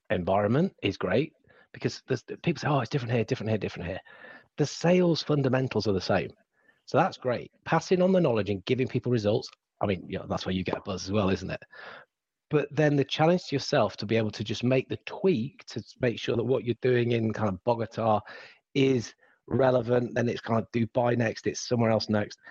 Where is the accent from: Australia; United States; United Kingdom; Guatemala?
United Kingdom; England; accent: English; my accent becomes terribly English